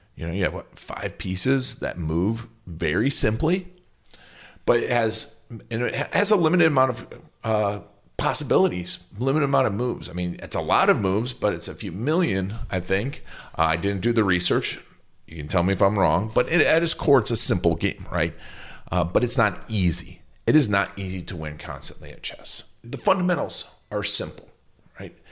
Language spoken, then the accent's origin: English; Milwaukee, Wisconsin, United States; Milwaukee's my hometown